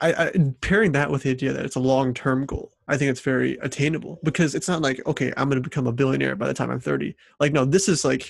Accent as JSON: {"language": "English", "town": "St. Louis", "region": "Missouri", "country": "United States", "tie": "born or raised there", "said": "I grew up in St. Louis, Missouri"}